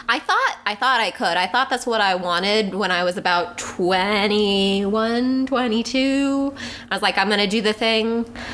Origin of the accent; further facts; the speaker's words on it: the South, United States; Because we were raised in America.